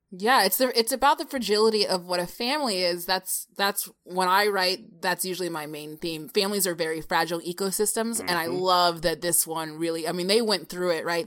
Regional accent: Michigan, United States; I'm from Michigan, the Midwest.

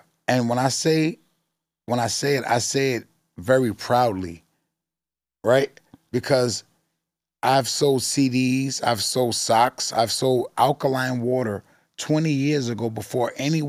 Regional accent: New York City, New York, United States; I'm from Forest Projects

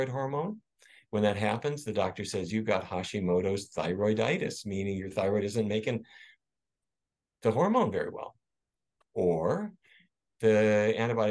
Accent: Fargo, North Dakota, United States; growing up in Fargo, North Dakota

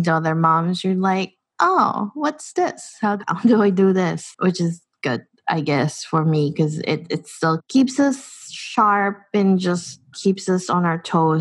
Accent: Philippines; moved away as an adult; now in New Zealand; growing up in the Philippines and just being an immigrant in this country

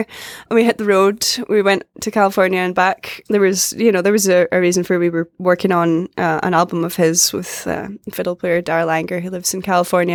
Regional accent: Orkney, Scotland, United Kingdom; moved away as an adult; also born or lived in Glasgow, Scotland; now in United States; I grew up in Orkney, which is a group of islands in the north of Scotland

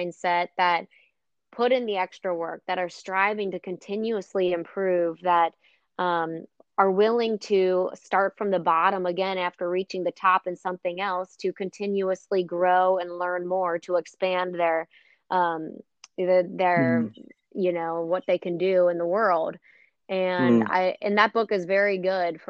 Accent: Cincinnati, Ohio, United States; also born or lived in Rochester, Minnesota / Indianapolis; I'm actually from Cincinnati, and I live in Cincinnati now

